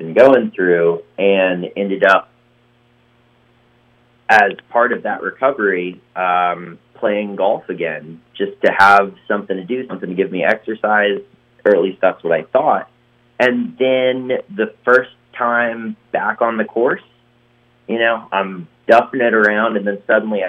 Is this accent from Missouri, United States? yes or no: no; Western North Carolina, United States; moved away as an adult; also born or lived in New York / Los Angeles; I grew up playing golf, and I'm from Western North Carolina